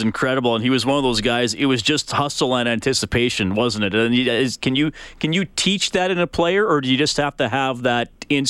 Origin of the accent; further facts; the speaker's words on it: Evansburg, Alberta, Canada; growing up in Evansburg, Alberta.